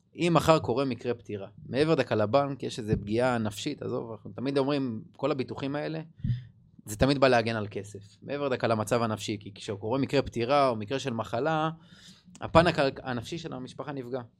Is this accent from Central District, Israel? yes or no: yes; Rishon LeZion, Central District, Israel; אני מראשון, אשתי מאשדוד